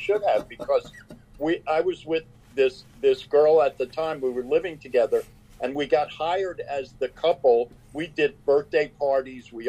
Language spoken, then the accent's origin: English; Long Island, New York, United States; We grew up mostly on Long Island